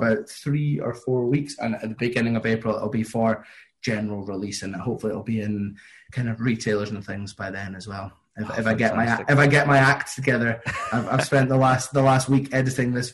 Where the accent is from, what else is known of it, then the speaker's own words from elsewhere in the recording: Linlithgow, Scotland, United Kingdom; in Linlithgow in my hometown